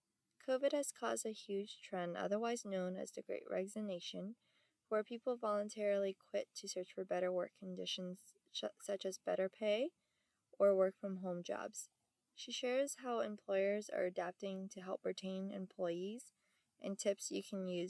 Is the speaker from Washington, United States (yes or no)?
yes; Seattle, Washington, United States; I grew up in Seattle, Washington, around friends that were entrepreneurs or had parents that were.